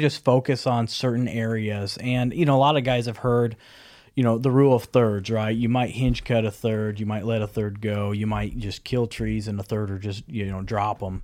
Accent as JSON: {"language": "English", "region": "Nebraska", "country": "United States", "tie": "born or raised there", "said": "growing up in Nebraska"}